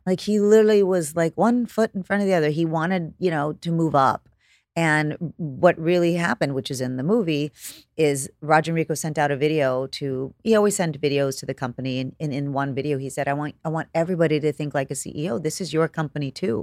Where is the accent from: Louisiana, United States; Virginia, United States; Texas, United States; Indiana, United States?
Texas, United States; Corpus Christi; moved away as an adult; also born or lived in California; I'm from Corpus